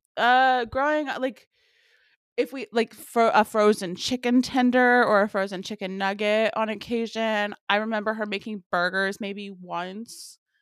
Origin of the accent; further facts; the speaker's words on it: Memphis, Tennessee, United States; I grew up in Memphis, huge barbecue city